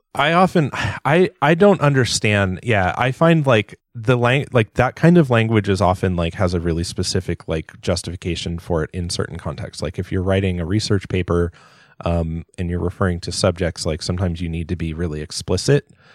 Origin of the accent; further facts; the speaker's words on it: Southern California, United States; growing up in Southern California